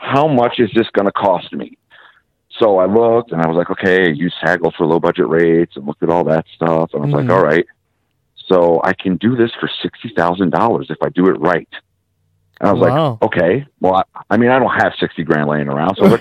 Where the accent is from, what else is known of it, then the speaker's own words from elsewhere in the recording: Massachusetts, United States; we're from the Northeast. I was born in Massachusetts